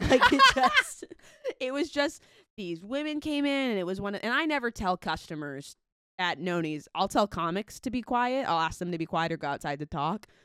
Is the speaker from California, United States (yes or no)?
yes; Southern California, United States; I'm from Southern California